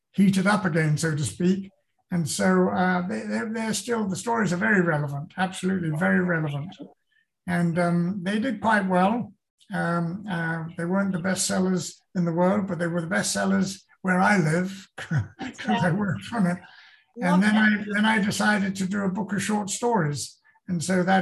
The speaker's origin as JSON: {"language": "English", "area": "Sussex", "region": "South East England", "country": "United Kingdom", "tie": "born or raised there", "also_born_or_lived": "London", "moved": "as an adult", "lives_now": "United States", "said": "I moved from London, where I was born, but I grew up in Sussex"}